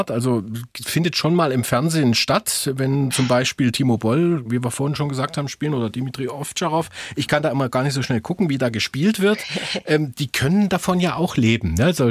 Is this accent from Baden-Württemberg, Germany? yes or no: no; Dresden, Saxony, Germany; Also ich bin in Hellerau groß geworden, hier in Dresden.